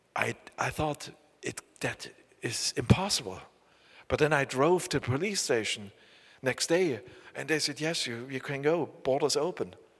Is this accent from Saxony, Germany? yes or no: yes; Saxony, Germany; accent: southern East German (Saxon); English is a second language; I live in the, uh, in the south of East Germany. We have a very bad accent.